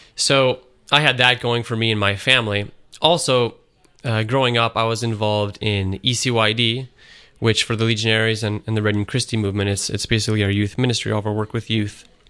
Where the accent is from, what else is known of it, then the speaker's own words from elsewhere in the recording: Syracuse, New York, United States; I'm from Syracuse, New York, originally. And I grew up there